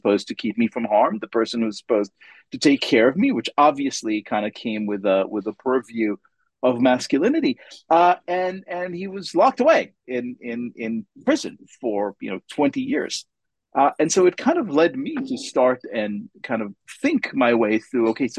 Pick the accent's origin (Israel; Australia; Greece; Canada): Israel; English is a second language; moved away; Growing up in Israel